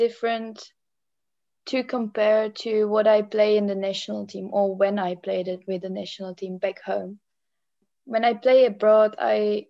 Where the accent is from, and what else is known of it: Czechia; English is a second language; moved away as an adult; also born or lived in Netherlands / Germany / England / Australia